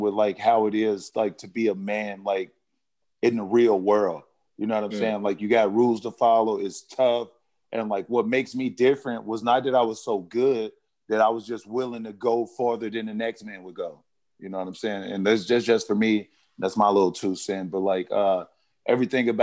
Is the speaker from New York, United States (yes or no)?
no; Arkansas, United States; I'm from Arkansas, like I'm an 80s baby